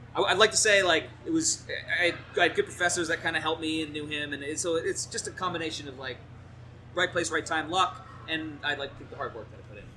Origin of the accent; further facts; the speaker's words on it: New Jersey, United States; moved away; I grew up in uh, New Jersey